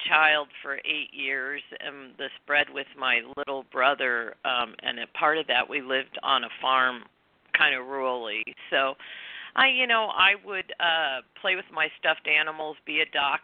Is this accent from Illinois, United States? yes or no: yes; outside of St. Louis, Illinois, United States; moved away as an adult; also born or lived in California; now in Santa Barbara, United States; I grew up in Illinois, on the Illinois side of the river, outside of St. Louis and Missouri